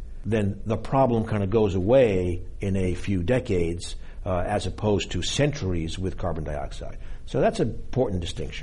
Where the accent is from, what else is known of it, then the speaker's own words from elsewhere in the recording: Boston, Massachusetts, United States; my hometown, Boston